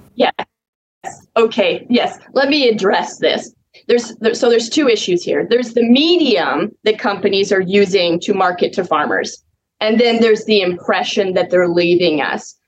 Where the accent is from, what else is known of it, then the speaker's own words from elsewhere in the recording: Mossbank, Saskatchewan, Canada; it's the name is Moss Bank. We're 45 miles southwest of Moose Jaw, so very south central Saskatchewan